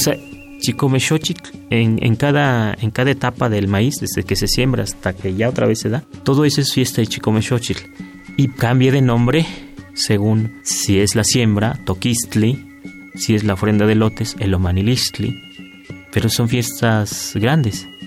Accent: Huasteca, Mexico; now in Mexico City, Mexico; vivencias del campo, de donde soy, de la Huasteca

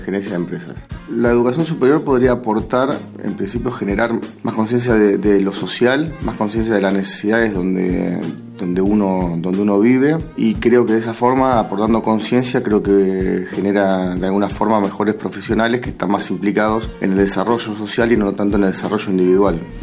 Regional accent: La Plata, Buenos Aires Province, Argentina; soy de la ciudad de La Plata

